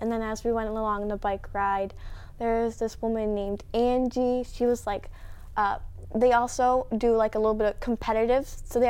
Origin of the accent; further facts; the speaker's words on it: Grandville / Grand Rapids, Michigan, United States; what we like to call the Granville or Grand Rapids little bubble, Christian school